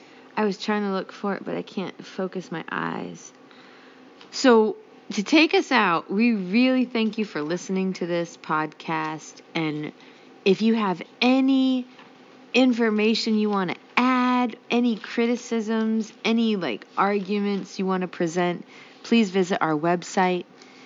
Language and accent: English; Ohio, United States; And I'm from Ohio, and I didn't pick this because I'm from Ohio